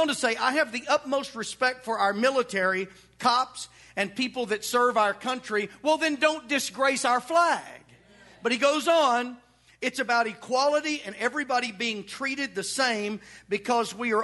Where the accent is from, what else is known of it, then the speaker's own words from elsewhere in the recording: Arkansas, United States; now in Edmond, United States; I'm from Arkansas.